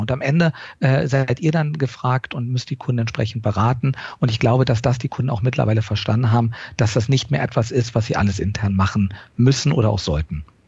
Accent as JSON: {"language": "German", "country": "Germany", "accent": "German", "moved": "as an adult", "lives_now": "United States", "said": "unseren deutschen Akzent."}